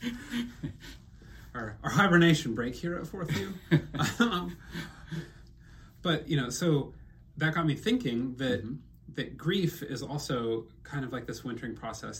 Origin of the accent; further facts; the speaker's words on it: Midwest, United States; moved away; also born or lived in Vietnam; I'm a Midwesterner